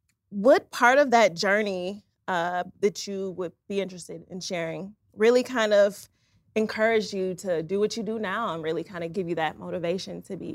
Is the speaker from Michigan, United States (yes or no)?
yes; Detroit, Michigan, United States; I grew up in Detroit, Michigan, so I too am from humble beginnings.